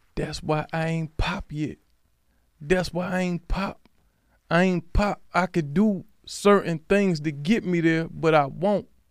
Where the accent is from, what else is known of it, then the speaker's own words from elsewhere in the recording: Alexandria, Virginia, United States; I'm from Alexandria, Virginia